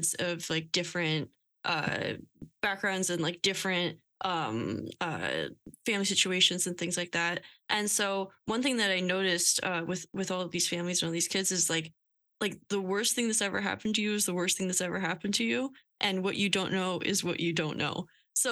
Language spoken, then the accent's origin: English; Lehigh Valley, Pennsylvania, United States; moved away as an adult; now in Philadelphia, United States; I came from a suburb outside of Philly. I came from Lehigh Valley.